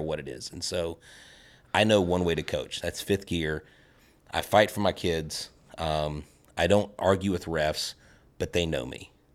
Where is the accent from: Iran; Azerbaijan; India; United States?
United States; Florida; moved away; also born or lived in Texas; I'm originally from Florida.